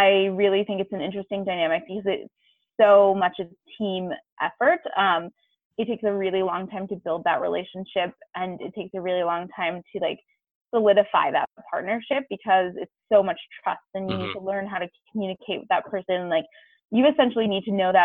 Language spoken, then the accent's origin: English; East Coast, United States; I grew up skiing on the East Coast